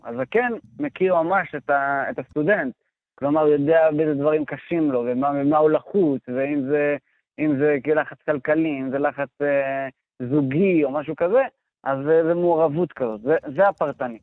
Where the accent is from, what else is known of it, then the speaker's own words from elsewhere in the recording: Sha'alvim, Central District, Israel; אני גדלתי בקיבוץ שלבים, במרכז הארץ